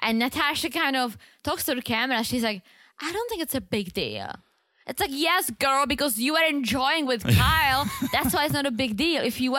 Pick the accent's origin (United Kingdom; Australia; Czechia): Czechia; English is a second language; I grew up in the Czech Republic and I love it.